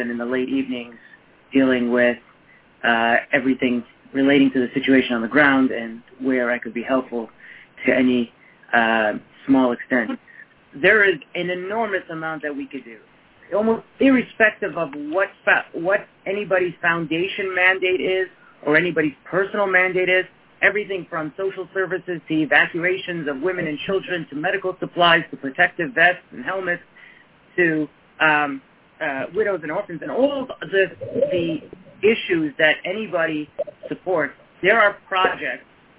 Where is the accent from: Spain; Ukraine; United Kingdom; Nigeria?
Ukraine; now in Canada; I was born and raised in Ukraine